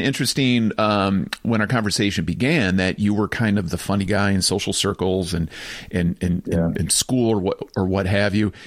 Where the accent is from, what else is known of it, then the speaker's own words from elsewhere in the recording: Farmington Hills, Michigan, United States; I grew up in Farmington Hills